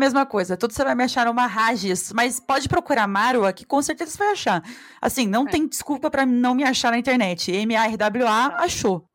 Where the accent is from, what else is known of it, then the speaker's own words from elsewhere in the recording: Brazil; A gente é, é brasileira mais esperto porque a gente mora na vida selvagem